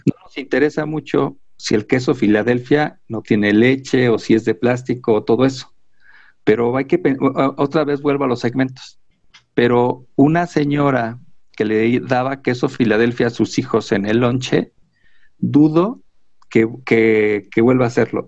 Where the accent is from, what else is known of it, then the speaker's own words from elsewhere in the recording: Mexico; los mexicanos todo se nos resbala